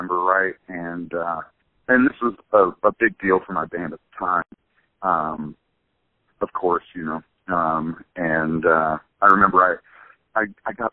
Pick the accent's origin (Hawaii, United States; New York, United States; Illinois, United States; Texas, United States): Illinois, United States; Charleston; also born or lived in Champaign-Urbana, Illinois; I'm from Charleston, Illinois, originally, where Eastern Illinois University is